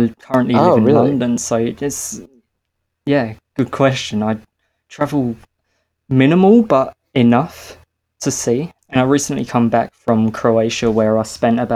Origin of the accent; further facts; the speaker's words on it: Australia; as any Australian